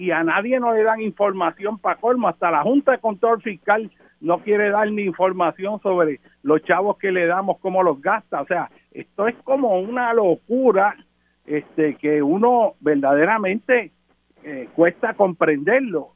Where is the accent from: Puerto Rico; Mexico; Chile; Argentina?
Puerto Rico; nosotros como puertorriqueños